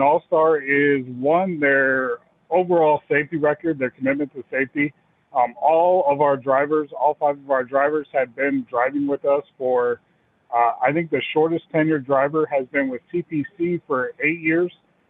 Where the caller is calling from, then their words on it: Clarksville, Tennessee, United States; I'm calling in from Clarksville, Tennessee.